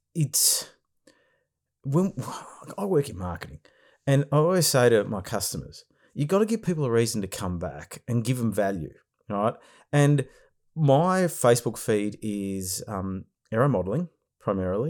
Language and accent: English; Australia; we're from Australia here